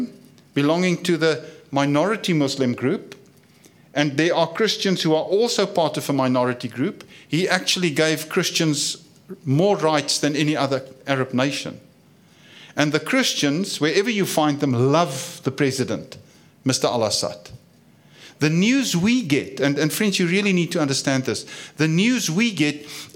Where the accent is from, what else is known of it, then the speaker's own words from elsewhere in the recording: South Africa; I come from South Africa